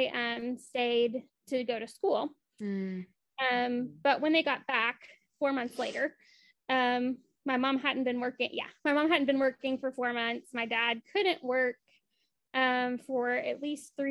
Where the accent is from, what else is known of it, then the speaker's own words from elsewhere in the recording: Appalachia, United States; I grew up in Appalachia, specifically